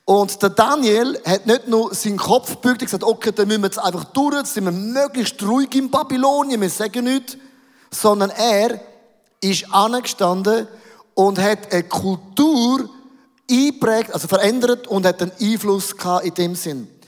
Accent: Switzerland; Wir sind doch Schweizer, wir sind doch Eidgenossen, oder?

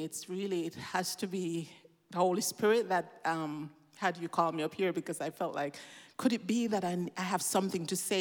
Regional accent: Jamaica; now in Switzerland; I grew up in Jamaica

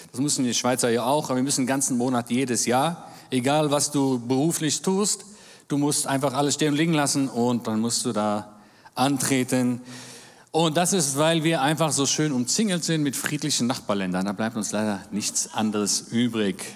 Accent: Israel; Das ist normales Wetter bei uns in Israel.

